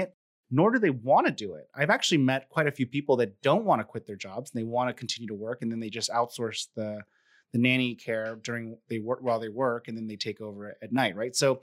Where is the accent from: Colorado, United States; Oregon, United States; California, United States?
California, United States; now in Texas, United States; I'm from California, now in Texas